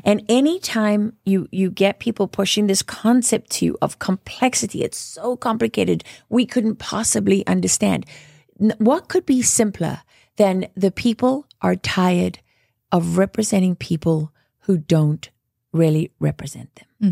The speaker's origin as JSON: {"language": "English", "country": "South Africa", "tie": "born or raised there", "moved": "yes", "said": "I grew up in South Africa"}